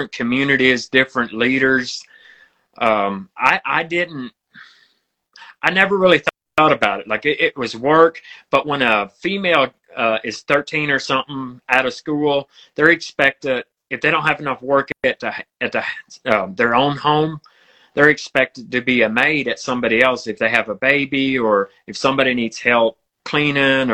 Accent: Western Pennsylvania, United States; I was born and raised in Western Pennsylvania.

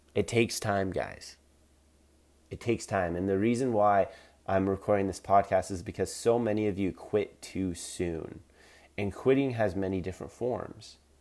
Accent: Collingwood, Ontario, Canada; in my hometown in Collingwood, Ontario, Canada

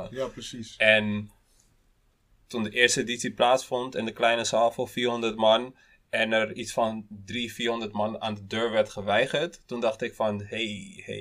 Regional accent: Rwanda; Want vroeger zei je oh, ik, ik kom uit Rwanda, uit Afrika.

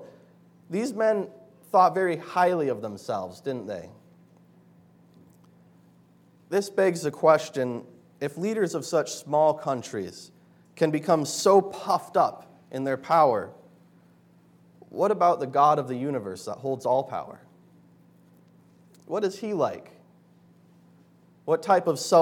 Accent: Bozeman, Montana, United States; moved away; Back in my hometown, Bozeman, Montana

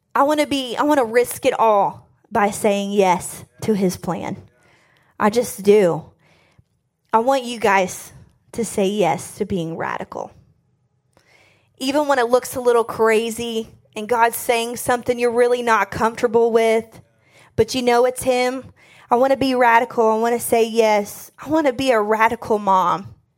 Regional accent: Harlan County, Kentucky, United States; now in Bowling Green, United States; I'm from Harlan County, Kentucky. It's like southeast

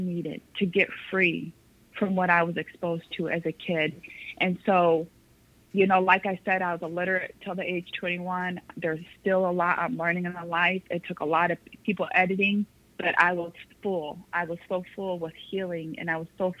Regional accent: Las Vegas, Nevada, United States; I grew up in Las Vegas, Nevada. My parents moved me there my third grade year, like the middle of school when I was 8

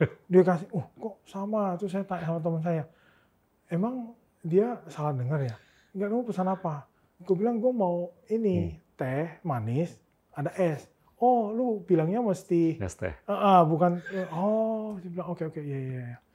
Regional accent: Pontianak, West Kalimantan, Indonesia; moved away; karena kan dulu saya dari Pontianak, okay.

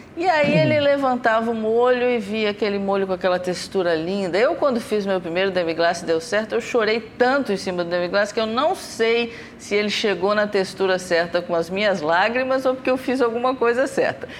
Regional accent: Brazil; como cozinheira, como brasileira

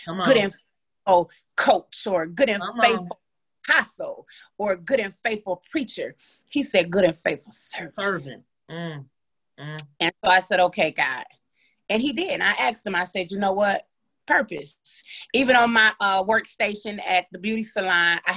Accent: Grand Rapids, Michigan, United States; also born or lived in Trinidad; I am a native of Trinidad, British West Indies. However, I was born and raised in Grand Rapids, Michigan

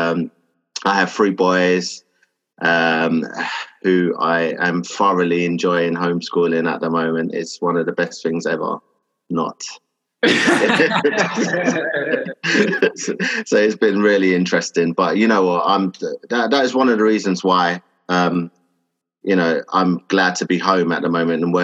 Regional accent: London, United Kingdom; also born or lived in Enfield; I was born and raised in Hackney in Stoke Newington, and so it was predominantly a black area

